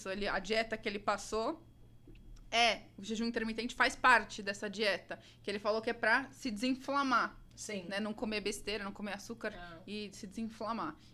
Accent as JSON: {"language": "Portuguese", "region": "São Paulo", "country": "Brazil", "moved": "yes", "lives_now": "Florida, United States", "said": "Como eu sou de São Paulo, eu gosto de comer."}